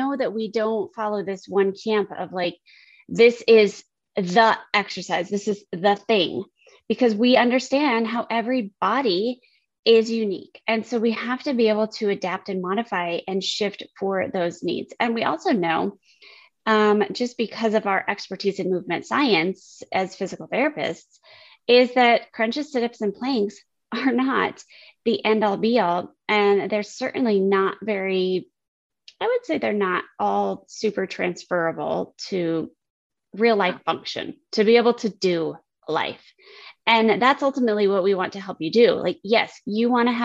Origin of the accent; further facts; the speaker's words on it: United States; I grew up on the Mexican border